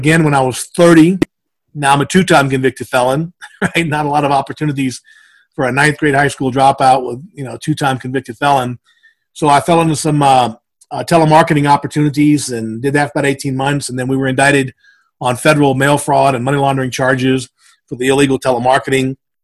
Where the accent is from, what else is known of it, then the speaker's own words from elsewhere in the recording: South Louisiana, United States; moved away as an adult; now in Denver, United States; I actually grew up in South Louisiana and moved to Denver when I was 23.